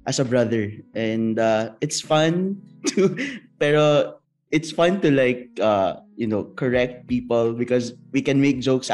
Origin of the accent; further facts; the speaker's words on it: Philippines; moved away as an adult; now in Japan; I'm actually a Filipino brother, but I'm assigned here now in Japan for about 21 months already since the pandemic started